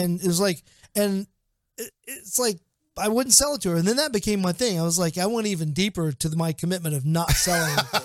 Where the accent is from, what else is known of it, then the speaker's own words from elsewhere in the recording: Portsmouth, Ohio, United States; Portsmouth, Ohio. It's my hometown.